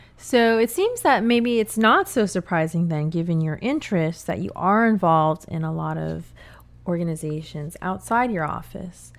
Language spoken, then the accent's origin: English; California, United States; now in New Orleans, United States; growing up in California